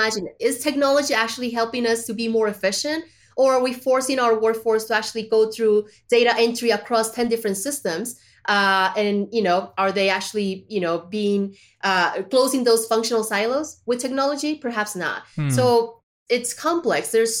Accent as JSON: {"language": "English", "country": "Colombia", "tie": "born or raised there", "also_born_or_lived": "China", "said": "I was born in China, but I was raised in Colombia, right?"}